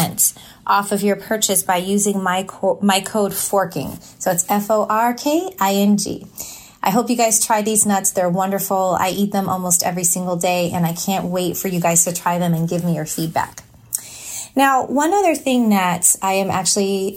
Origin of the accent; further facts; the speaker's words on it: Walnut Creek, California, United States; I grew up in California. I was actually born in Walnut Creek